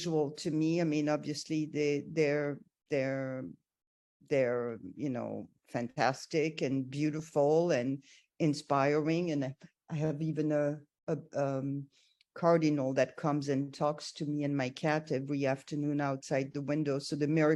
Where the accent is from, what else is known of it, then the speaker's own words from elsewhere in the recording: Armenia; I was born in Armenia